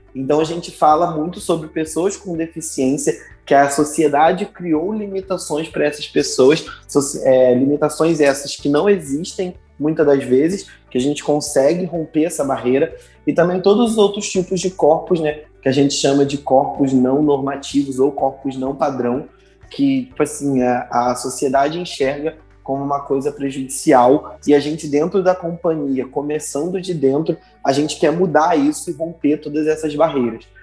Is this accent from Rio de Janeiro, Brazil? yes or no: yes; Rio de Janeiro, Brazil; eu sou nascido aqui no Rio de Janeiro, na zona oeste do Rio.